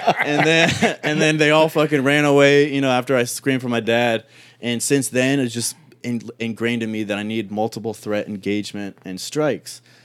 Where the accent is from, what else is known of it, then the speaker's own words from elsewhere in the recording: Cleveland, Ohio, United States; also born or lived in Toronto, Canada; I grew up in Cleveland